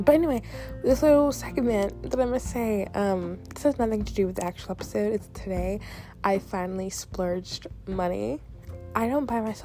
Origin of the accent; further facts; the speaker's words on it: the South, United States; I grew up in the South